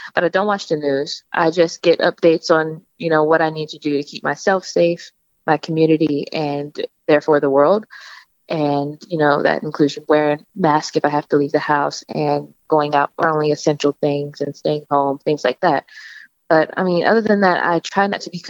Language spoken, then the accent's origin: English; Seaford, Delaware, United States; also born or lived in Philadelphia, Pennsylvania; I'm from Seaford, Delaware